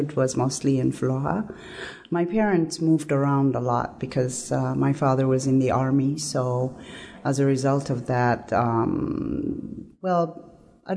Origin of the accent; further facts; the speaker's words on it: Addis Ababa, Ethiopia; moved away as an adult; also born or lived in Pullman, Washington, United States; now in Washington, D.C., United States; I grew up in Ethiopia until I finished 12th grade.